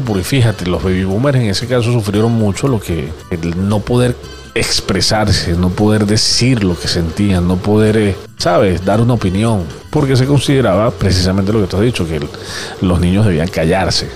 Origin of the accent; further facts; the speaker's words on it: Venezuela; como todo venezolano